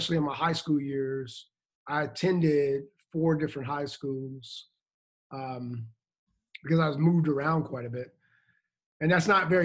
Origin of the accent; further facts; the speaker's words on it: Chicago, Illinois, United States; moved away as an adult; I was born in Chicago, Illinois, which is in the Midwest of the country, and I have five siblings